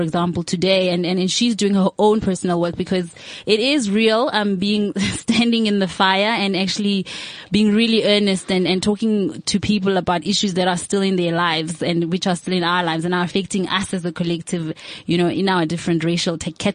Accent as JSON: {"language": "English", "country": "South Africa", "said": "we are citizens of South Africa"}